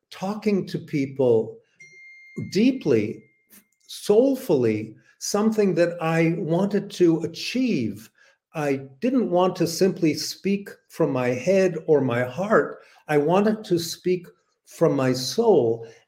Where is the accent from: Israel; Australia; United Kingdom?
Israel; Tel Aviv, Tel Aviv District; first language English; moved away; I lived in Tel Aviv, and learning Hebrew, growing up amongst Jews in Israel at that time